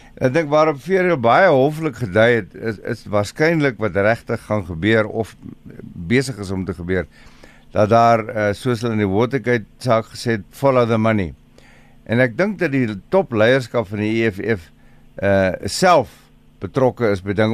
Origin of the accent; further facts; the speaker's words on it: South Africa; ons as Suid-Afrikaners